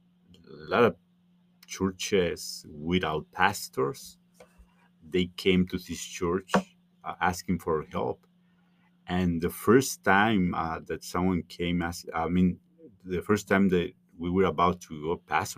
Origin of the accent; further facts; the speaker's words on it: Mexico City, Mexico; moved away as an adult; also born or lived in Chicago; now in Holland, United States; I'm from Mexico City. I grew mm-hmm. up in Mexico City. I moved to the U.S. when I was 18 years old